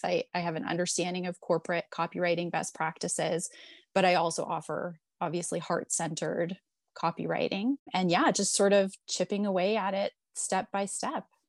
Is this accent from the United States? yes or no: no; Toronto, Ontario, Canada; moved away as an adult; So I'm born and raised in Toronto.